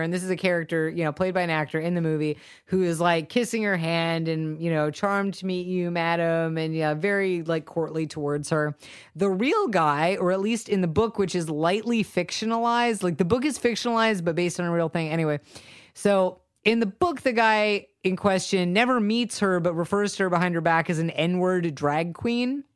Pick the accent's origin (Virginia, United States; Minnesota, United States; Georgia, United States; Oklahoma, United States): Georgia, United States; Savannah; I'm from Savannah